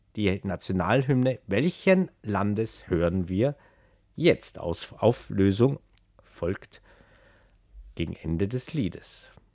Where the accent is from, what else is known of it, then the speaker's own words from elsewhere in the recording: Tyrol, Austria; ich als Tiroler